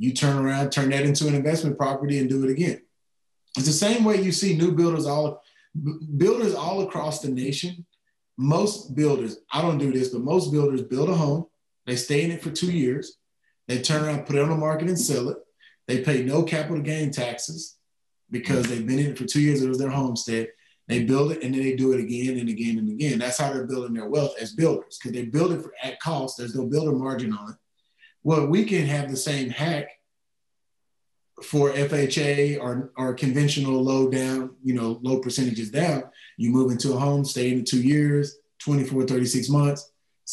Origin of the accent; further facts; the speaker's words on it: East Texas, United States; I'm from East Texas. I'm a country kid. We didn't have a lot of means, but we grew up in the country